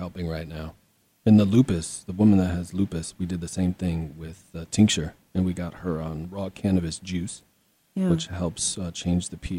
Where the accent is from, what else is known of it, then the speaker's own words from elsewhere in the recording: Minnesota, United States; I'm a dude. I'm from Minnesota